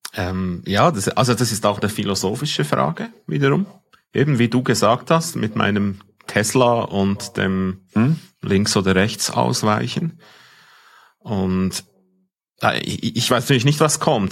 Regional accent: Switzerland; accent: Swiss German; ich als Schweizer mein Dialekt, mein, mein, mein Deutsch versteht kein, kein ähm, Algorithmus

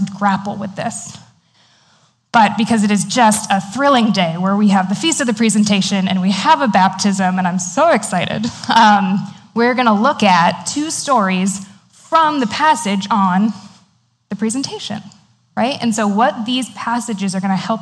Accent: Maine, United States; my brother and I, growing up in Maine, went to a very tiny Christian school.

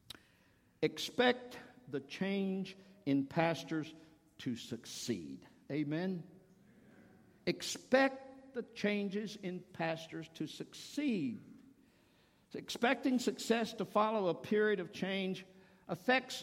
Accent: the South, United States; moved away as an adult; also born or lived in Virginia; now in Cincinnati area, United States; I'm from the South

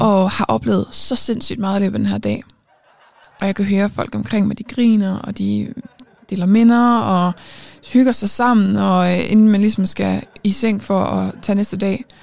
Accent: Aarhus, Central Denmark Region, Denmark; jeg er fra Aarhus

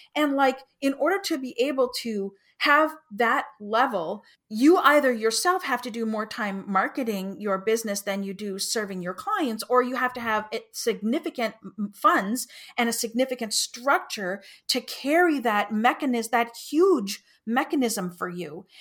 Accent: Canada; I'm Canadian

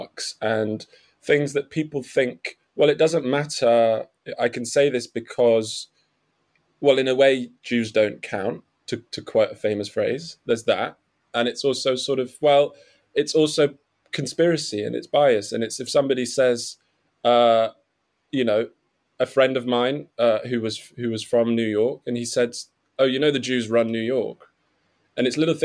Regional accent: Nottingham, East Midlands, United Kingdom; I grew up in Nottingham, where the Jewish community is very small

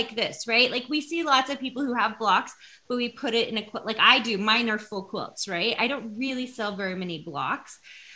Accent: Tennessee, United States; moved away as an adult; now in Utah, United States; I'm from Tennessee originally

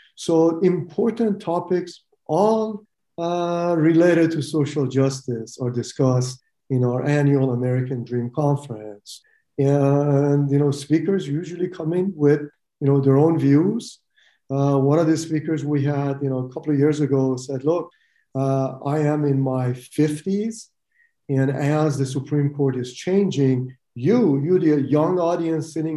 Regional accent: Iran; moved away as an adult; also born or lived in Utah, United States; now in United States; I'm an immigrant from Iran, and I lost my country to Khomeini, who took over my country, and I couldn't go back.

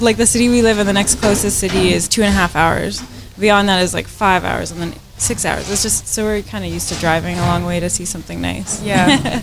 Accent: Saskatoon, Saskatchewan, Canada; we're from Saskatoon in Canada

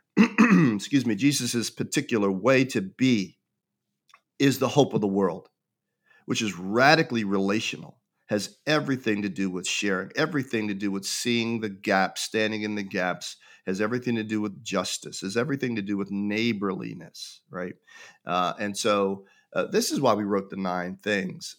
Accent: Pittsburgh, Pennsylvania, United States; I was born and raised in Pittsburgh, Pennsylvania

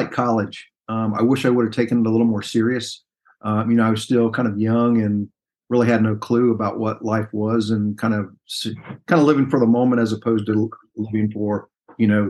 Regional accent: Dayton, Ohio, United States; moved away as an adult; also born or lived in Fayetteville, North Carolina; Grew up in Dayton, Ohio

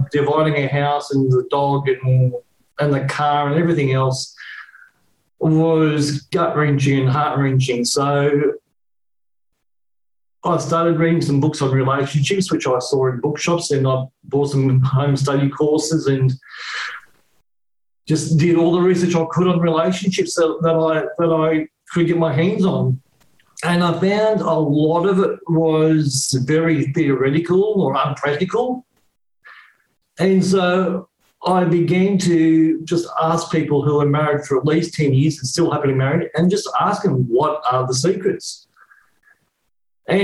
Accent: Sydney, New South Wales, Australia; accent: Australian; also born or lived in Canberra; I was living in Canberra at the time, even though I was born in Sydney

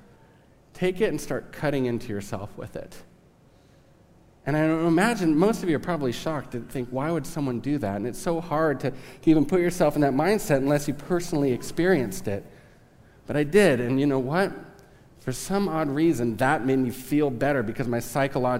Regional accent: Southern California, United States; now in Kansas, United States; I am from Southern California, so I might say some weird stuff that's Southern California slang.

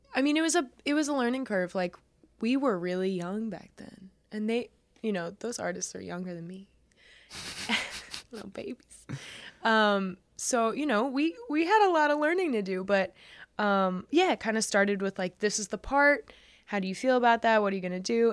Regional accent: New York, United States; I grew up in New York

